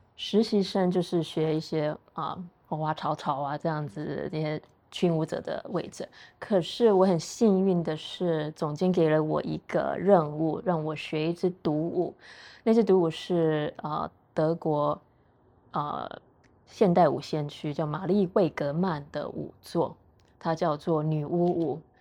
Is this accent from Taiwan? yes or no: yes; Taiwan; moved away; also born or lived in United States; 我是台湾人